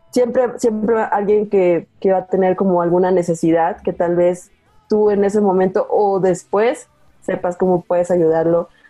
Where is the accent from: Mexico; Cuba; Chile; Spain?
Mexico; Veracruz; now in Mexico City, Mexico; yo soy originaria de Veracruz, allá exactamente estudié